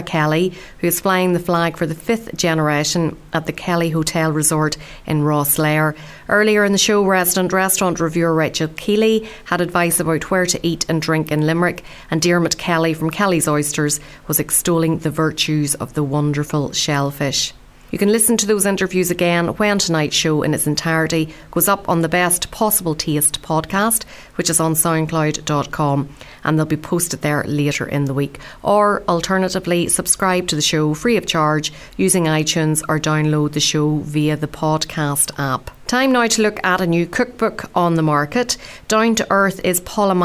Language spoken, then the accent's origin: English; Northern Ireland, United Kingdom; we're from Northern Ireland